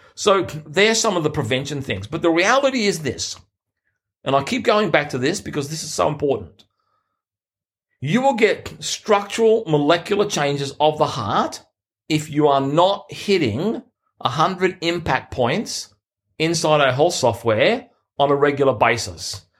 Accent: Sydney, New South Wales, Australia; in my hometown, literally the Olympic Games were ten minutes from where I lived. in Sydney

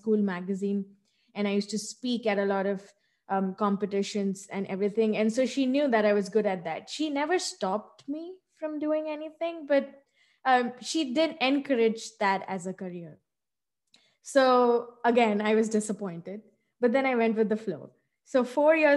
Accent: Hyderabad, Telangana, India; now in United States; I was born and brought up in India in a southern state called Telangana, and it's a city, Hyderabad

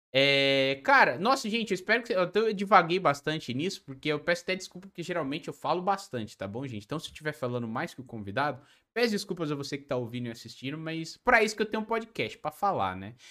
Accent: São Paulo, Brazil; eu sou da capital também, só que eu sou da Zona Sul, Santo Amaro

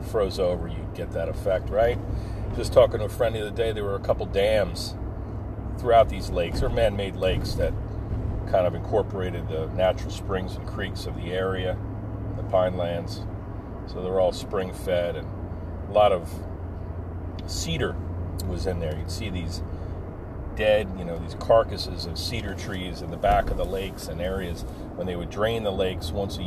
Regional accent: Lacey, New Jersey, United States; growing up in the Pine Barrens of New Jersey

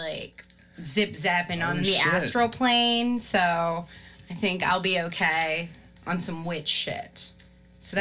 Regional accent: Baltimore, Maryland, United States; also born or lived in Canada; I grew up in Baltimore

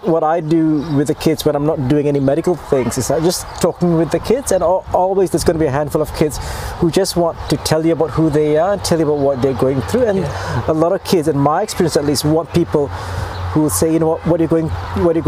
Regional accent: Malaysia; now in Invercargill, New Zealand; I'm originally from Malaysia.

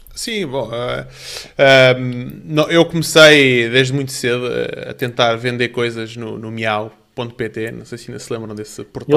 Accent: Portugal; also born or lived in Canada / Spain / Brazil; depois viemos para Portugal, onde eu fiz o resto da minha educação a partir do terceiro ano e, e aqui cresci

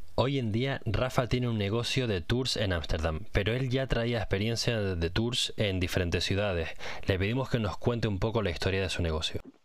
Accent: Canary Islands, Spain; now in Netherlands; otra canaria como yo

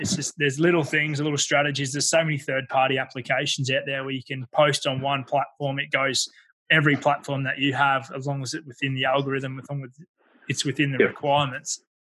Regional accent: Ipswich, East of England, United Kingdom; And getting back to the area that I grew up in Ipswich

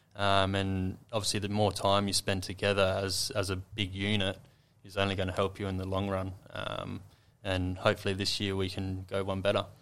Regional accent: Adelaide, South Australia, Australia; moved away as an adult; also born or lived in Sydney; now in Adelaide, Australia; growing up in Adelaide

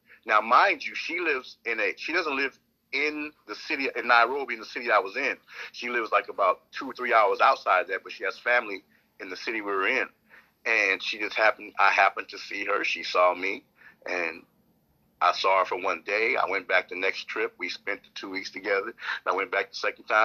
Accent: United States; I'm an American

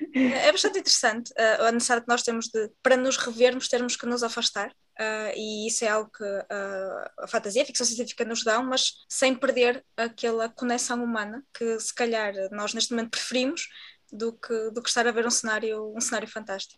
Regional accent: Portugal; nós somos portugueses

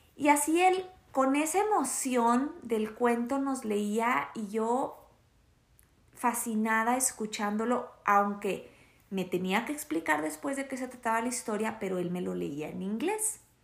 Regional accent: Torreón, Coahuila, Mexico; la ciudad donde yo crecí, que es en Torreón, Coahuila

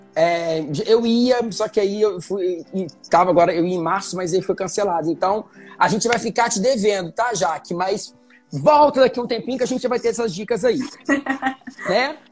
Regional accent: Muriaé, Minas Gerais, Brazil; now in Rio de Janeiro, Brazil; pelo menos na minha região, lá em Muriaé

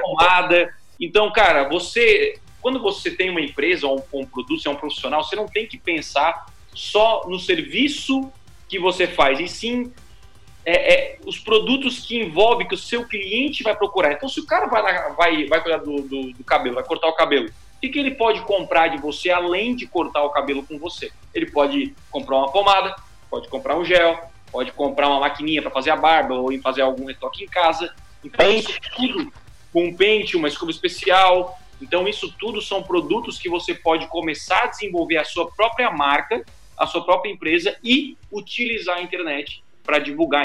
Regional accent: Criciúma, Santa Catarina, Brazil; eu sou de Criciúma.

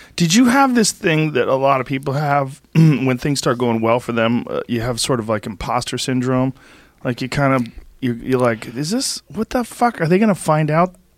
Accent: Boston, Massachusetts, United States; growing up in Boston, remember W B C N?

